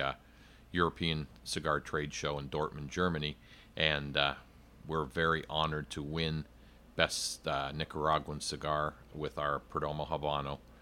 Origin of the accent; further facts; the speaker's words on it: Canada; moved away; I'm originally from Canada